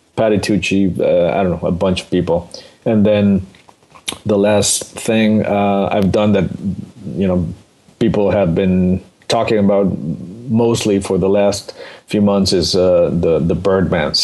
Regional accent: Mexico City, Mexico; born or raised there

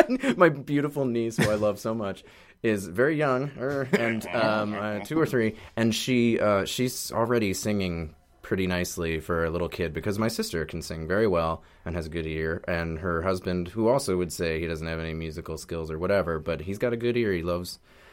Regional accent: Boston, Massachusetts, United States; moved away as an adult; now in Brooklyn, United States; Boston, and outside Boston, yeah. Suburban Boston.

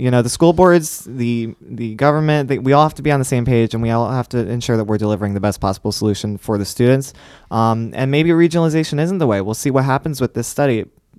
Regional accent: Ansonia, Connecticut, United States; I am from Ansonia.

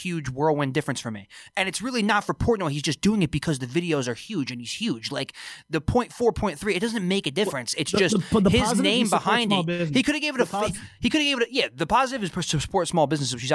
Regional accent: Freehold, New Jersey, United States; my hometown, shout out to Freehold, New Jersey

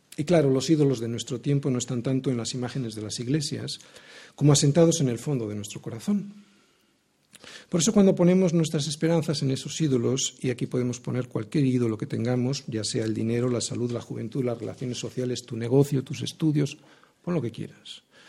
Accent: Spain; Yo como ciudadano español

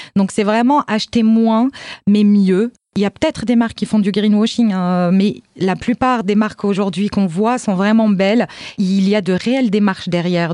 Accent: Morocco; en tant que marocaine

